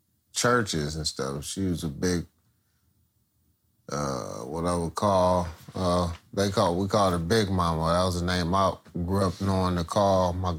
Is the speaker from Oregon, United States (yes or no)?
no; Compton, California, United States; also born or lived in Lynwood, California; But I was born in Linwood, raised in Compton all my life. So born in Linwood is just like born in Compton.